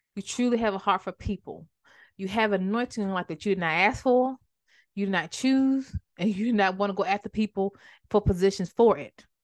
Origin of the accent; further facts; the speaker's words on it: Maryland, United States; my hometown is like a, kinda like a big deal now, but that time it was a small town, so I didn't call up that small town itis and just wanna go, and I'm from Maryland